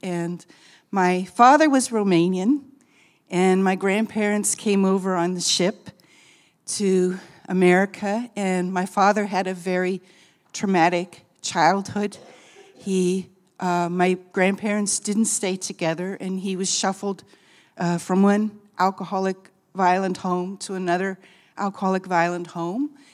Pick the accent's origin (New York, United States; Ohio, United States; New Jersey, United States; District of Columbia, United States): Ohio, United States; Akron; moved away as an adult; also born or lived in Amsterdam; now in Brazil; I'm originally from Akron, Ohio, but I've lived overseas many years